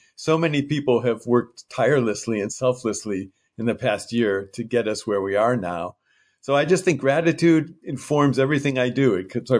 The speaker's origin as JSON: {"language": "English", "town": "Piedmont", "region": "California", "country": "United States", "tie": "born or raised there", "said": "And there were a few precious moments when my hometown, Piedmont, and Kyoto became one and the same."}